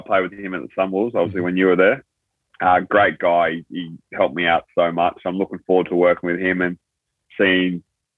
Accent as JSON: {"language": "English", "region": "New South Wales", "country": "Australia", "tie": "born or raised there", "also_born_or_lived": "Thailand", "moved": "as an adult", "lives_now": "Japan", "said": "came to Australia when I was very little, and then grew up in the New South Wales country area, like out bush in New South Wales."}